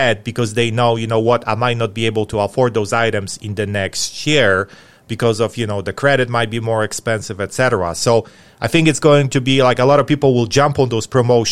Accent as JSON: {"language": "English", "town": "Atlanta", "region": "Georgia", "country": "United States", "tie": "born or raised there", "said": "in Atlanta, in my hometown"}